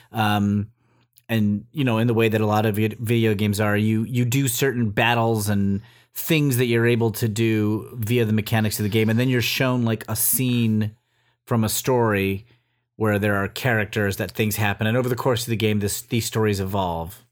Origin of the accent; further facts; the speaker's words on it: Los Angeles, California, United States; in my hometown of L A.